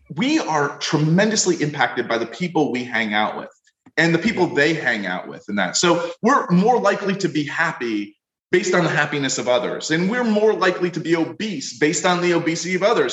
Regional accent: Florida, United States; I come from Florida

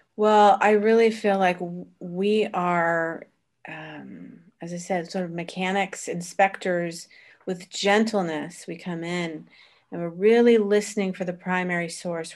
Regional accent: Florida, United States; moved away as an adult; also born or lived in Vermont / Boston; now in Italy; originally born in Vermont, raised in, uh, Florida, college in Boston.

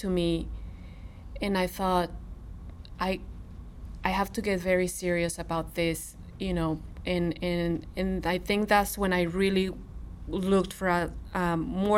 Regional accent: Monterrey, Nuevo León, Mexico; English is a second language; now in Missouri, United States; I'm from Monterrey, Mexico, a big city

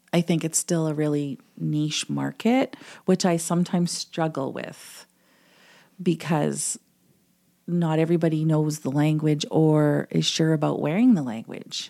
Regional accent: Manitou Rapids, Ontario, Canada; first language English; moved away as an adult; also born or lived in Winnipeg; now in Selkirk, Canada; I'm actually from Manitoba with the gong. First Nation in Ontario, which is, um, Manitou Rapids

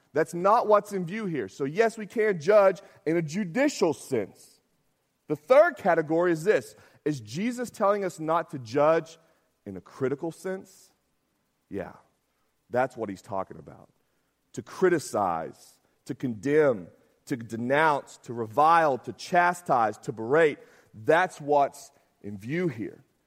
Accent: Arkansas, United States; I'm from Arkansas

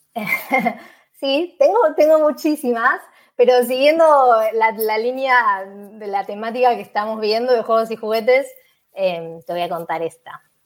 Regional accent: Buenos Aires, Argentina; moved away as an adult; now in Málaga, Spain; soy de Argentina, de Buenos Aires, en particular de Capital Federal. Nací en un barrio que se llama Boedo

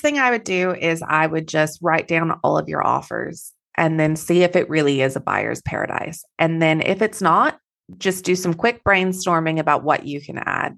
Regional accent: Texas, United States; now in Perth, Australia; I am Texan originally, so I have a little bit of an accent

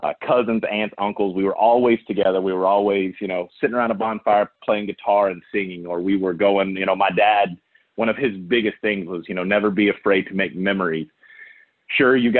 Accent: Odessa, Texas, United States; I am a West Texas kid, born and raised in the oil fields of Odessa, Texas

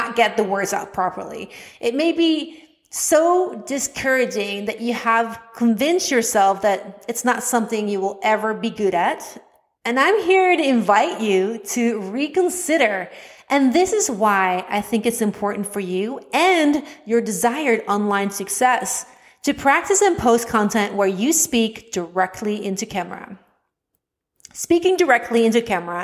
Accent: Netherlands; accent: Dutch; English is a second language; I was self-conscious about my Dutch accent

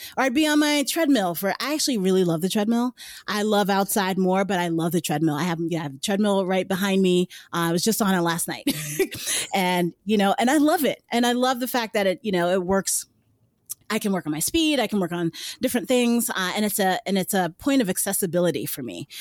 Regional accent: New York City, New York, United States; I lived in New York City. I'm from Brooklyn. Yuh, Brooklyn

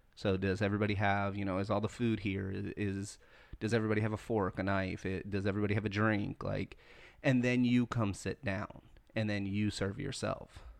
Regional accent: the South, United States; I'm born and raised in the South

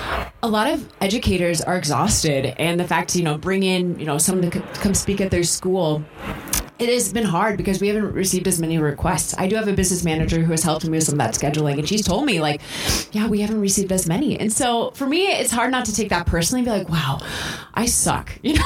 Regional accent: North Dakota, United States; When I tell people I'm from North Dakota, a lot of times I hear, oh, I've never met anyone from North Dakota.

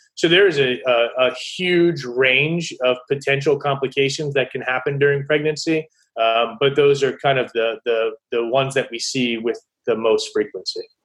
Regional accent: Baltimore, Maryland, United States; I grew up here in Maryland in the Baltimore area

